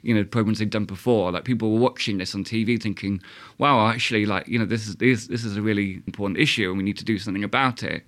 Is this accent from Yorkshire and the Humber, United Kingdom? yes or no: no; Southampton, South East England, United Kingdom; now in Sheffield, United Kingdom; I'm from Southampton